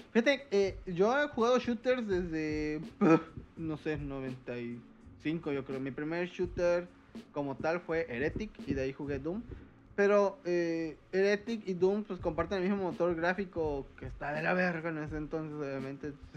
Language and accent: Spanish; Veracruz, Mexico; como buen jarocho